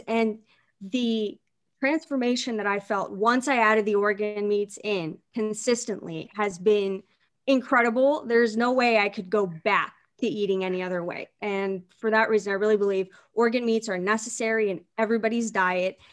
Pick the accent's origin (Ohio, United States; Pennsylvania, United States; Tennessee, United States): Ohio, United States; Canton; from Canton, Ohio